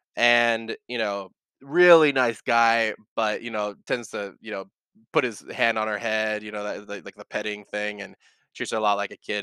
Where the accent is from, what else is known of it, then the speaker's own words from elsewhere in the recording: California, United States; also born or lived in Bay Area, California; now in Texas, United States; I, I grew up in California and now I moved over here to Texas